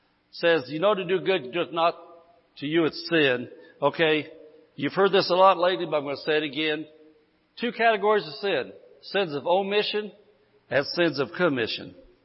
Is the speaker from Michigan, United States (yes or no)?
no; Indiana, United States; moved away as an adult; now in California, United States; When I came to California from Indiana, I lived in Indiana 54 years.